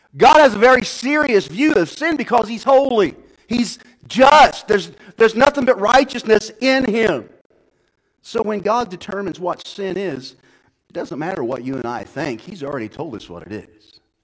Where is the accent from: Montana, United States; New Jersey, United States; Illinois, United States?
Illinois, United States; Odin; moved away as an adult; also born or lived in Louisiana; we were raised in Marion County, okay, in a little town called Odin